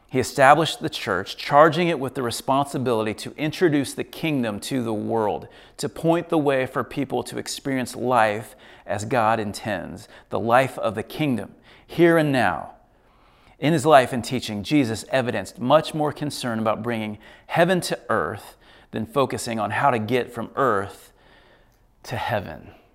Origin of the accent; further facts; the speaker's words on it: United States; I'm an American